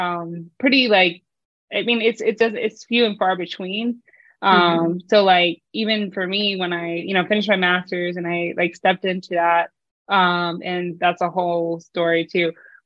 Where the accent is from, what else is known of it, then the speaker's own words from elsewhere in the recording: North Carolina, United States; also born or lived in Philippines / Virginia; now in Maryland, United States; I grew up in North Carolina, also the Philippines a little bit, and then I went to school in Virginia.